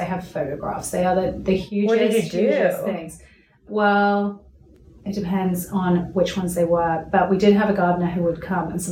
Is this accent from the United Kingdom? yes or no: yes; England, United Kingdom; moved away as an adult; also born or lived in Bali; I'm English.